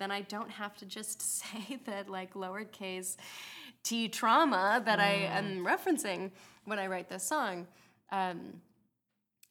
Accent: Minnesota, United States; I grew up in Minnesota

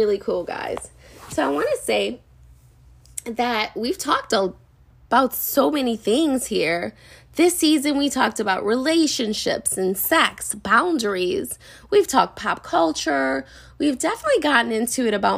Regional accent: New Orleans, Louisiana, United States; moved away as an adult; So I was born and raised in Nola, and I spent the first 30 years of my life just loving every bit of Nola

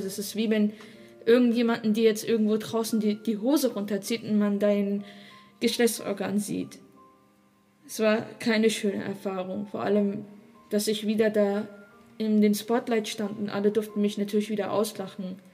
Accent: Germany; Ich bin hier in Deutschland geboren

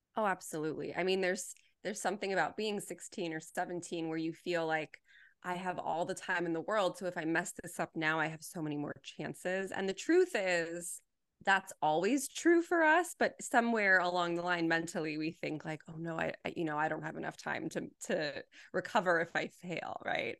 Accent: Los Angeles, California, United States; I was born and raised here, and I will probably always be here

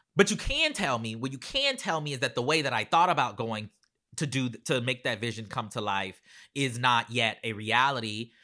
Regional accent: Charleston, South Carolina, United States; moved away; I grew up in Charleston, South Carolina

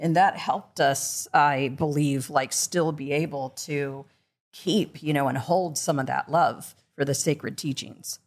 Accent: Midwest, United States; now in Los Angeles, United States; growing up in the Midwest

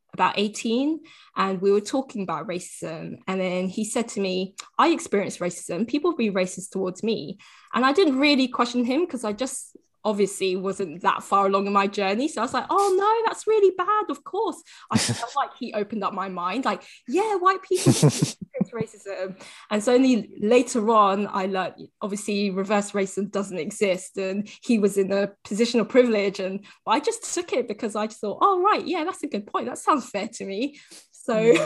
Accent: London, United Kingdom; growing up in London

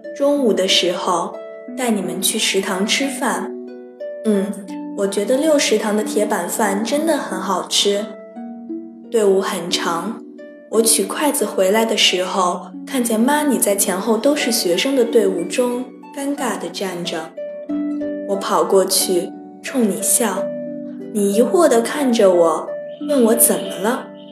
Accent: Taiyuan, Shanxi, China; moved away as an adult; now in Nanjing, China; 来自山西太原。我在南京大学，距离我的家乡一千零九十公里

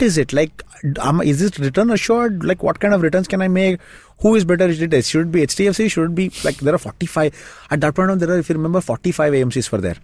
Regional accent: Shimoga, Karnataka, India; moved away; my hometown, it's a small town called Shimoga

